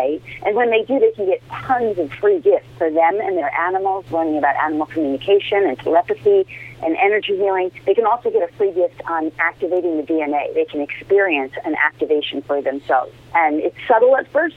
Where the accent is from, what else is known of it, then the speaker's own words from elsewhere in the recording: Larchmont, New York, United States; moved away; also born or lived in Bronx, New York; I grew up in Larchmont